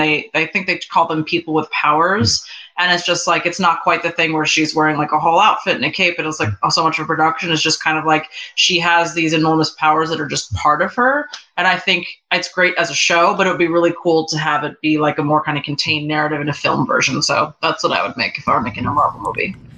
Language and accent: English; New York, United States; now in Los Angeles, United States; I live in LA and I've lived here for a long time, but I'm originally from New York.